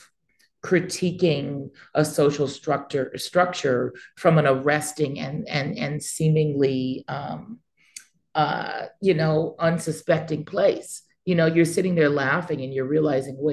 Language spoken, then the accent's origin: English; Santa Monica, California, United States; I was born in Santa Monica.